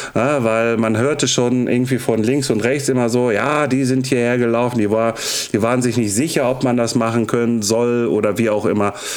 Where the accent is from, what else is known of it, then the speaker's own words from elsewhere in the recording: Ruhr area, North Rhine-Westphalia, Germany; ich komme aus dem Ruhrpott und bin 40